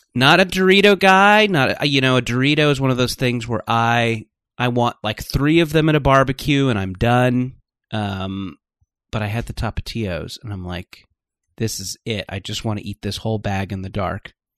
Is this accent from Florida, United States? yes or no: no; Orange County, California, United States; also born or lived in Beaumont, Texas; then my family moved to Orange County, where I grew up